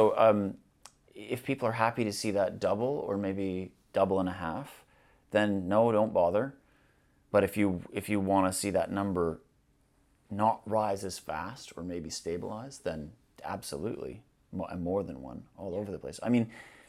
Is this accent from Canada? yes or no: yes; Canada; now in Glasgow, United Kingdom; I mean, I'm a Canadian